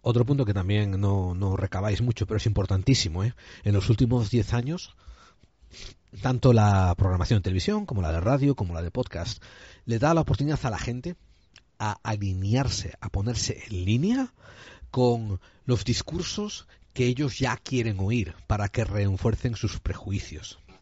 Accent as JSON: {"language": "Spanish", "country": "Spain", "said": "como buen español que soy"}